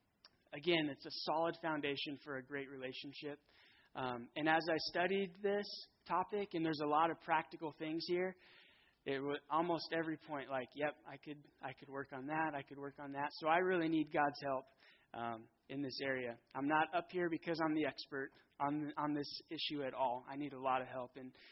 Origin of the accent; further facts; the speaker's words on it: Fountain Valley, California, United States; I grew up in Fountain Valley, which is right next to Huntington Beach